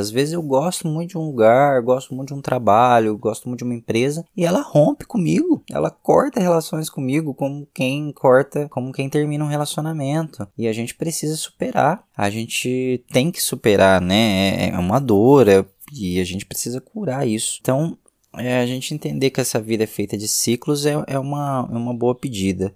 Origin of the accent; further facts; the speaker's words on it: Minas Gerais, Brazil; Como mineiro que sou